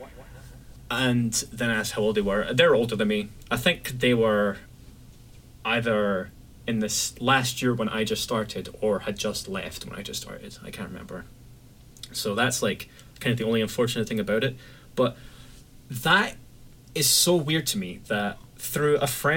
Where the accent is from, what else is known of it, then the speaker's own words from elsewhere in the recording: Scotland, United Kingdom; from Scotland